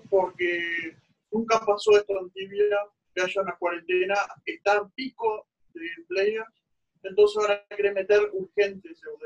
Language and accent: Spanish; Uruguay; soy uruguayo